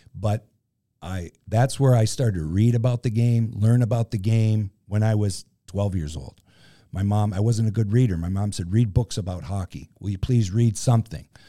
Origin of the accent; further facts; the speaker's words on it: Western Massachusetts, United States; I grew up in Western Massachusetts